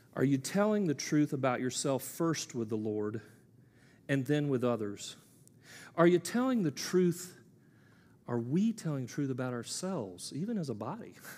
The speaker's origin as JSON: {"language": "English", "country": "United States", "said": "I'm an American male"}